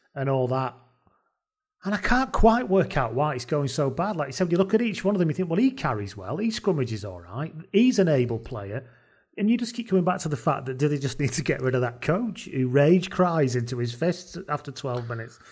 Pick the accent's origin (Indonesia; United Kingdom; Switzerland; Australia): United Kingdom; Welsh, Wales; as a Welsh person